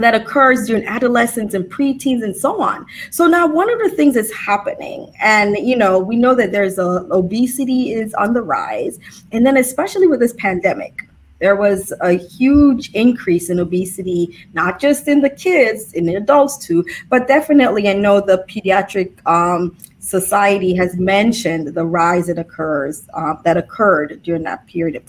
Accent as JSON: {"language": "English", "region": "New Jersey", "country": "United States", "said": "we're from Jersey"}